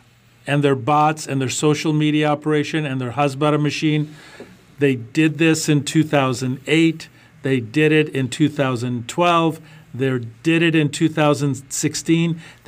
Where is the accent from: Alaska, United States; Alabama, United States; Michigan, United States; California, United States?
Michigan, United States; Congressman Andy Levin from my home state of Michigan, the great state of Michigan